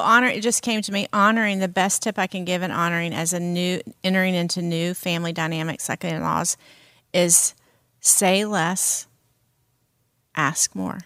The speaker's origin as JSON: {"language": "English", "region": "the South", "country": "United States", "said": "I'm from the South, and we have certain cultural, um, things that we eat"}